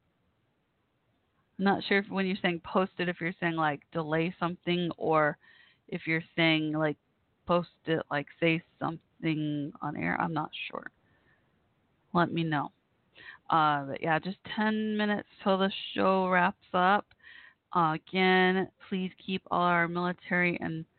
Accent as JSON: {"language": "English", "town": "Waco", "region": "Texas", "country": "United States", "tie": "born or raised there", "also_born_or_lived": "Carrollton, Texas", "said": "We lived in, we first lived in Waco. I grew up mostly in Waco when I was younger"}